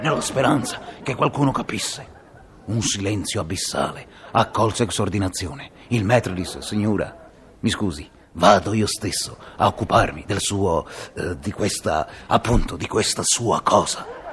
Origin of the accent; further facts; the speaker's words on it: Liguria, Italy; sono ligure